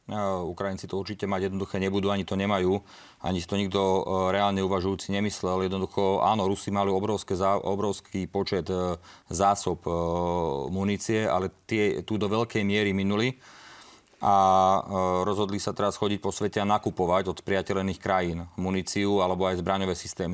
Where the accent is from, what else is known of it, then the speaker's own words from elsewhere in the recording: Slovakia; v našej krajine, na Slovensku